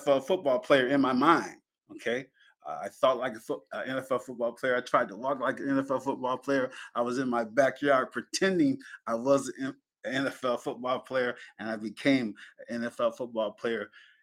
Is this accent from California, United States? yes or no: no; Penn Yan, New York, United States; moved away; my parents moved us to Pinyin, and I was raised in Pinyin